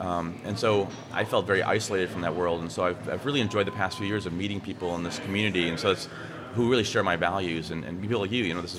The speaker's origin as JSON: {"language": "English", "region": "Midwest", "country": "United States", "tie": "born or raised there", "said": "I grew up in the Midwest, eating meat, just what we did."}